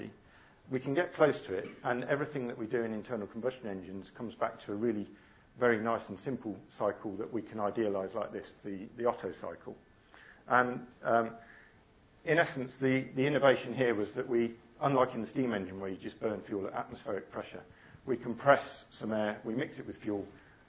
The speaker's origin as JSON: {"language": "English", "town": "Coventry", "region": "West Midlands", "country": "United Kingdom", "tie": "born or raised there", "said": "I grew up in Coventry"}